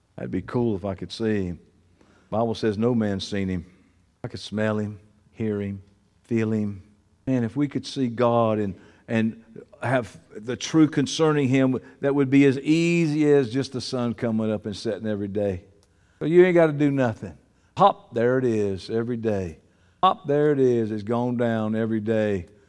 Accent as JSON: {"language": "English", "town": "Columbus", "region": "Georgia", "country": "United States", "tie": "born or raised there", "said": "In my hometown, Columbus, Georgia"}